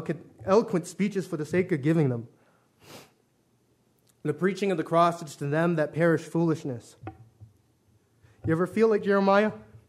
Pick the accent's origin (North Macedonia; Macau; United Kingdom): Macau; born there; I was born in Macau, China, one of the three special administrative regions of that nation.